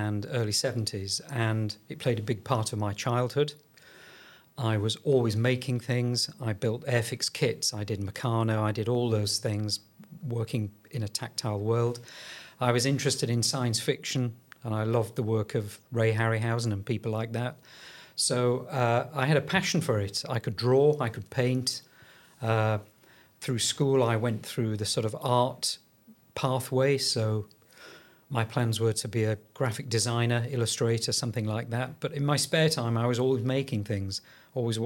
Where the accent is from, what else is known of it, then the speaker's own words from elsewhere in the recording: Yorkshire and the Humber, United Kingdom; I'm from Yorkshire